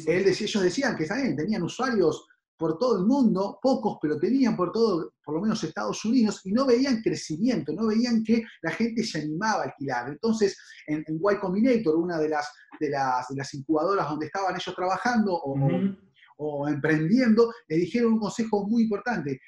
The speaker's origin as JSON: {"language": "Spanish", "region": "Buenos Aires", "country": "Argentina", "said": "nos conocen mucho como el porteño, los que viven dentro de la capital"}